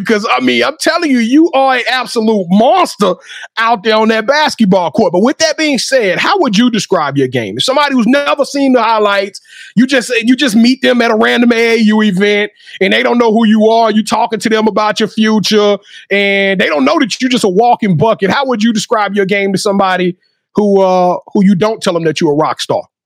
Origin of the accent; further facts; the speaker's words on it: Louisiana, United States; moved away; my home state